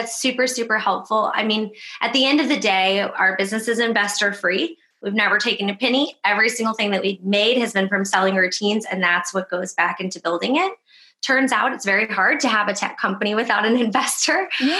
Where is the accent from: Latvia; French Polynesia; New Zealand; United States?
United States; Midwest; I'm from the Midwest. I was raised in a very conservative family. I love them very much.